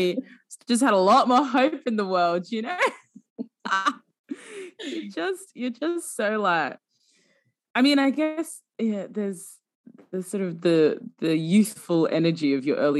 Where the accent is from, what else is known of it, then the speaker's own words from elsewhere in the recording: Sudan; I'm from Sudan